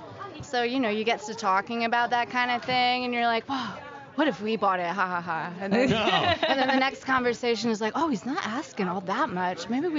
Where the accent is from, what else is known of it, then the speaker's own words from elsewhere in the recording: New Jersey, United States; moved away as an adult; also born or lived in Washington D.C.; now in Hatteras, United States; I'm from New Jersey originally.